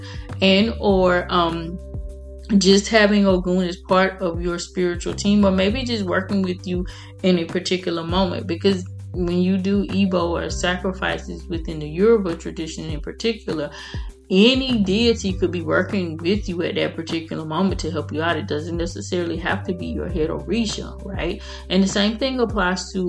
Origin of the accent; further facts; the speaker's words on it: United States; I'm an American, obviously, and in America, Christianity is the mainstream religion